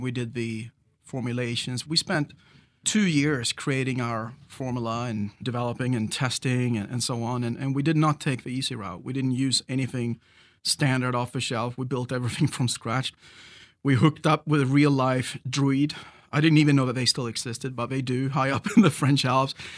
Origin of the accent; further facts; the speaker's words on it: Sweden; moved away; And I grew up on the Swedish West Coast. I'm a Swede originally